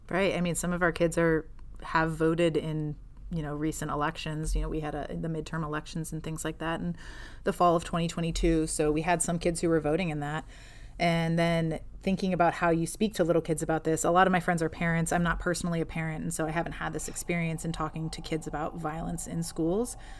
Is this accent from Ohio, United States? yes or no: yes; Ohio, United States; now in Alexandria, United States; originally from Ohio, in the Midwest of the U, of the United States, uh, from a very small town between Cleveland and Akron. Um, but now I live in Alexandria, Virginia